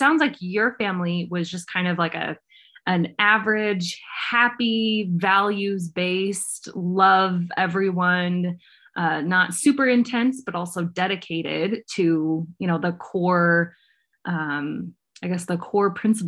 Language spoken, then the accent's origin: English; Provo, Utah, United States; Being a Provo girl myself